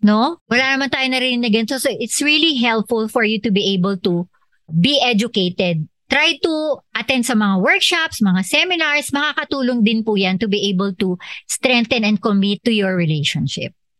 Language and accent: Tagalog; Philippines; ako Filipino